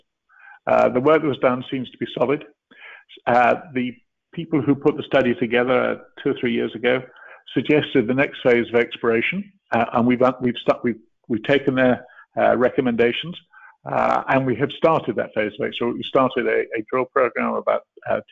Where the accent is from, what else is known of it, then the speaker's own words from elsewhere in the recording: Canada; I am a Canadian as well.